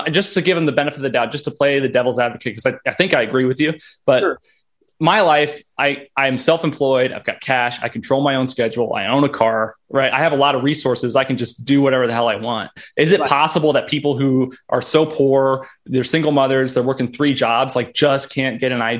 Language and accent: English; Texas, United States; can impact, you know, policy at the federal level that impacts my life as a Texan, right?